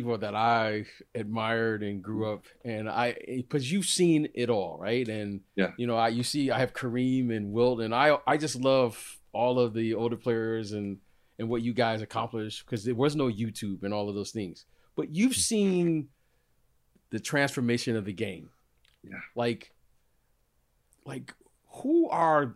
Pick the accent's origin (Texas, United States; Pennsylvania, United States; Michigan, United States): Michigan, United States; Detroit; growing up in Detroit